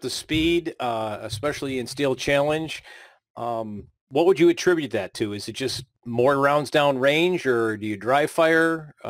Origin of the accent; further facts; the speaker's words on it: Buffalo, New York, United States; now in Florida, United States; I grew up in Buffalo, but I live in Florida because I grew up in Buffalo.